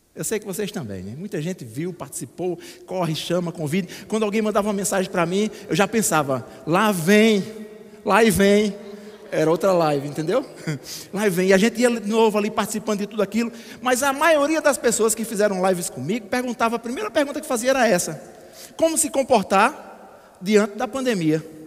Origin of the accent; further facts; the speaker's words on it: Alagoa Grande, Paraíba, Brazil; moved away; lá na minha terra, em Alagoa Grande